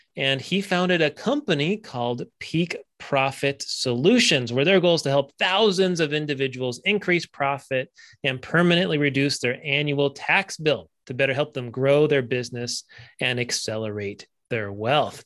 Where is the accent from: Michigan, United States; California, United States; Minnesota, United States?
California, United States; I grew up in California.